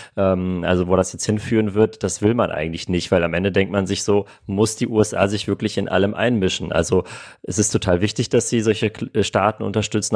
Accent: Armenia; now in Germany; meine Wurzeln liegen in Armenien, ich bin in Armenien geboren, meine Eltern kommen beide aus Armenien

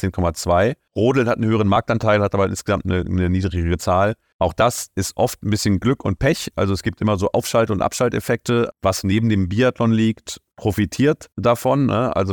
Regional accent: Berlin, Germany; da muss ich als Berliner

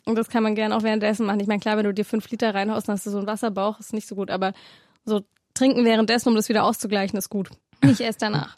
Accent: Swabia, Baden-Württemberg, Germany; ich komme ja aus Schwaben

